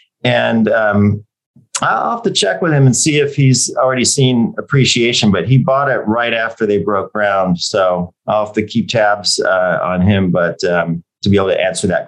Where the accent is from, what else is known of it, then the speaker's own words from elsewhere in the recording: Michigan, United States; also born or lived in California; now in Austin, United States; I grew up in Michigan. So I'm a Midwest boy.